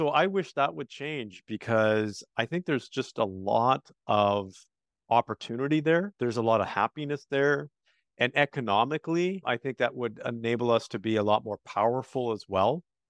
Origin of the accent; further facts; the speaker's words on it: Canada; Actually, Canada. So I'm Canadian.